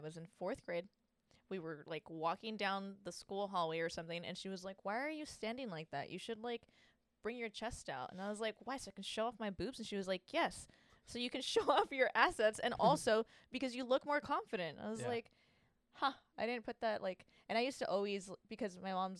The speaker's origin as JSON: {"language": "English", "town": "Santa Ana", "region": "California", "country": "United States", "tie": "born or raised there", "said": "I grew up in Santa Ana. I grew up actually kind of everywhere, but mainly in Santa Ana."}